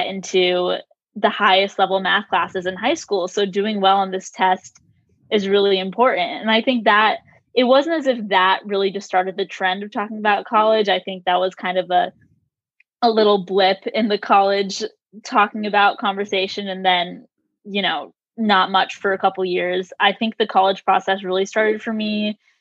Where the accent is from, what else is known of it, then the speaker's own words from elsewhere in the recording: Acton, Massachusetts, United States; moved away as an adult; now in Baltimore, United States; I am originally from Acton, Massachusetts, but right now I am a junior at Johns Hopkins University in Baltimore.